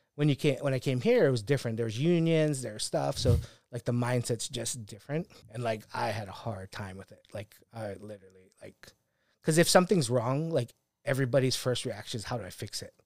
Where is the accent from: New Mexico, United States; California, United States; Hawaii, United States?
Hawaii, United States; moved away as an adult; growing up in Hawaii